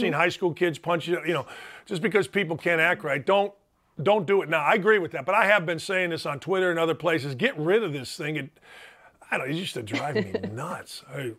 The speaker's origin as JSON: {"language": "English", "town": "Chicago", "region": "Illinois", "country": "United States", "tie": "born or raised there", "said": "I'm not Southern Indiana guy. You know, I grew up watching DePaul. I was from Chicago area."}